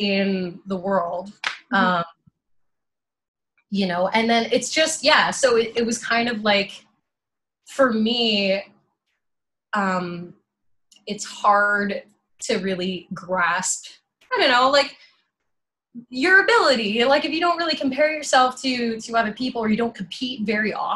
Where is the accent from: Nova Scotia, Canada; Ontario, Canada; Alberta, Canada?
Ontario, Canada; Thunder Bay; moved away as an adult; now in Toronto, Canada; I'm from Thunder Bay, Ontario. I moved down here to Toronto in 2015.